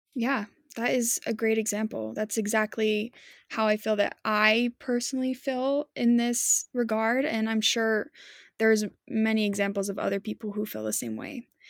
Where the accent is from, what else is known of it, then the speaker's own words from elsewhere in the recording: Utah, United States; growing up in Utah, there's a lot of emphasis on religion around here